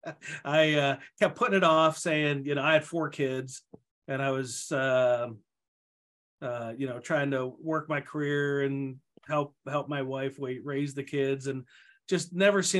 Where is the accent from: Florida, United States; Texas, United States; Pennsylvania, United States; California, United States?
Pennsylvania, United States; outside of Pittsburgh; moved away as an adult; also born or lived in Ohio; now in Minnesota, United States; my hometown outside of Pittsburgh